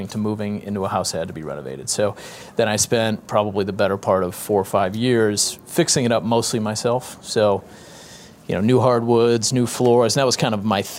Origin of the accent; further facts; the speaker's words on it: Boston, Massachusetts, United States; moved away as an adult; also born or lived in Kansas / Kansas City; now in St. Joseph, United States; I'm from New England, grew up in Boston